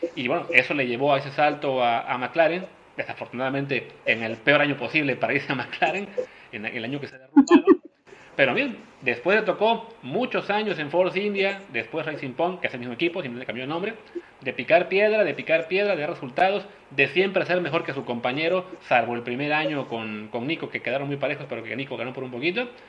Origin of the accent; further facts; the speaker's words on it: Mexico; como mexicanos